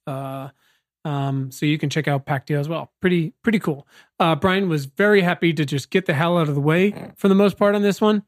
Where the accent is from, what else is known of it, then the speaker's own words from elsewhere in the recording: Virginia, United States; now in Los Angeles, United States; I'm actually from Virginia, so D C was my big city experience growing up